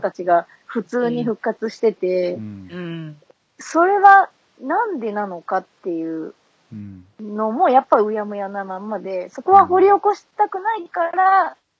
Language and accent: Japanese; Fukuoka, Japan; also born or lived in Shiga / Osaka; now in Nagoya, Japan; 私福岡ですけど、ちょっと、はい、滋賀と大阪にもいて、